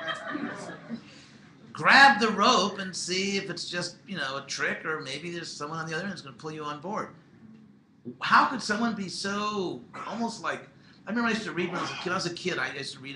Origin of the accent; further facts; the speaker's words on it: Southern California, United States; I'm from Southern California